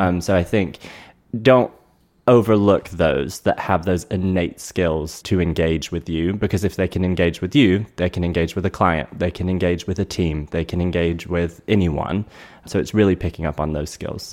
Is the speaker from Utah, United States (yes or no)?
no; North Carolina, United States; moved away as an adult; also born or lived in Durham, North Carolina; now in South Florida, United States; born and raised in North Carolina and started my career there in retail.